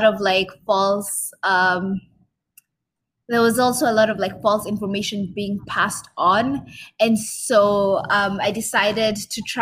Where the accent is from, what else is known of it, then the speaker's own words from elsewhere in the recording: Kenya; now in Ottawa, Canada; I grew up in Kenya.